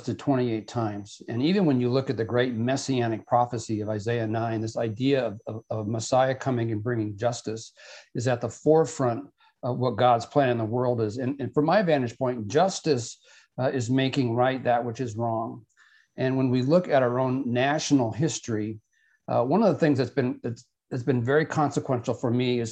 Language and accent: English; South Dakota, United States; I grew up in South Dakota